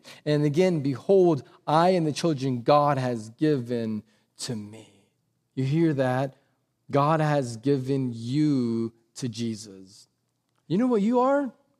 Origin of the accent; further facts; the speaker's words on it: Texas, United States; because quite honestly, that's just your civic duty as a Texan. I'm Republican. I go to church. Like, I'm a Christian.